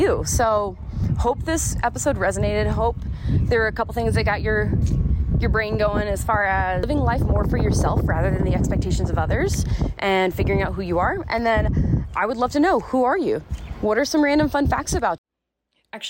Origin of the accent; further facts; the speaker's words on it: South Carolina, United States; moved away as an adult; also born or lived in Florida / Arizona; I was born in Florida, raised in South Carolina